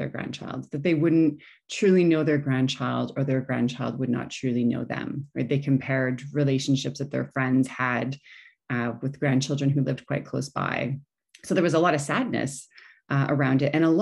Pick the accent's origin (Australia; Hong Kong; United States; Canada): Canada; also born or lived in Dubai; I'm from Canada, my husband is from England